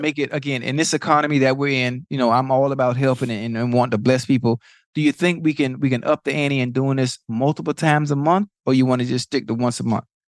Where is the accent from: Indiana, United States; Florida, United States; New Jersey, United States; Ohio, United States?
Florida, United States; Miami; I'm from, I'm from Liberty City, from Dade